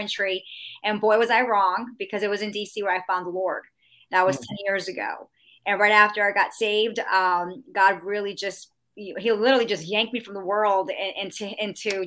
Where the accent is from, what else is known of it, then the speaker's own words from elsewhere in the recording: New York, United States; moved away as an adult; also born or lived in Florida / Washington, D.C.; now in Georgia, United States; I'm originally from New York